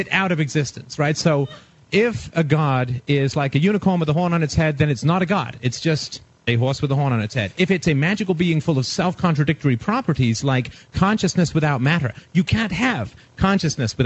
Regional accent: England, United Kingdom; moved away; I was raised in England in religion. I was in boarding school

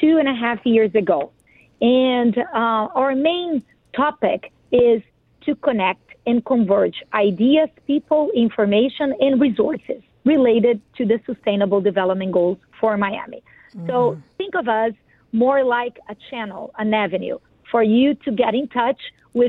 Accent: Brazil; English is a second language; now in United States; Yes, sure. So I am Brazilian.

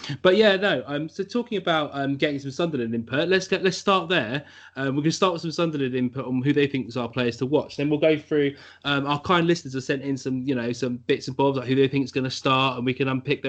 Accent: Ireland; I'm also Irish

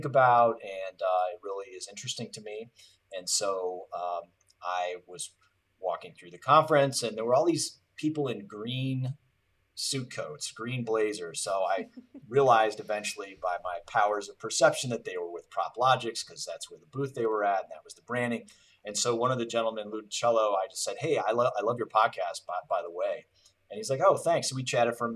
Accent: Cleveland, Ohio, United States; I'm born and raised in Cleveland

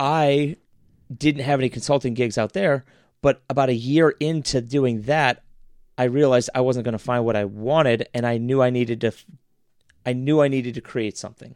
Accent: Dublin, Ohio, United States; now in Columbus, United States; I grew up in Dublin

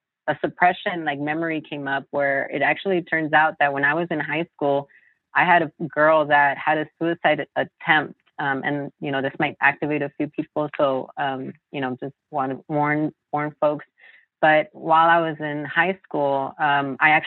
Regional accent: Los Angeles, California, United States; I'm actually born and raised in Los Angeles, in South

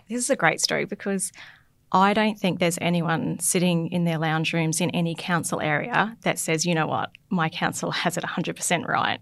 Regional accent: Logan City, Queensland, Australia; now in North Burnett, Australia; growing up in Logan City

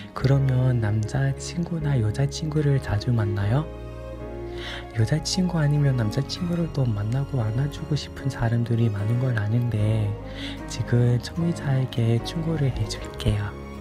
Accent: United Kingdom; Korean is a second language; 저는 영국인이라서 영국에 살고

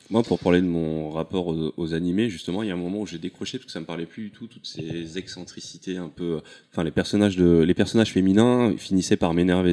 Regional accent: Comoros; je suis comorien.

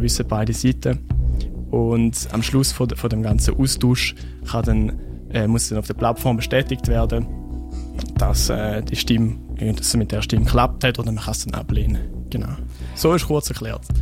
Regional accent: Switzerland; ich bin in Wiel aufgewachsen

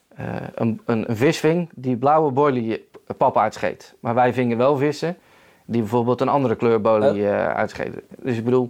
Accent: Netherlands; wij als Nederlanders

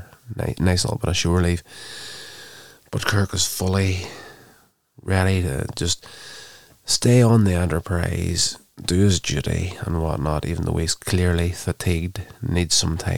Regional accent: Northern Ireland, United Kingdom; having been born, brought up in Northern Ireland, I would be classed as a British citizen

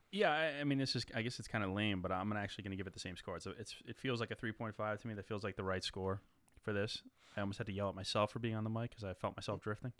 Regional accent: United States; We're from the New York, New Jersey area

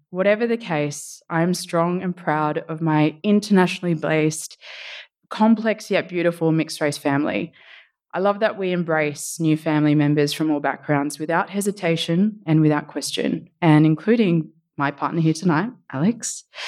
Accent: Sydney, New South Wales, Australia; also born or lived in Suva, Fiji; going to school in Randwick, where hanging by the beach and being a nipper, then graduating into Surf Life Saving was kind of the norm

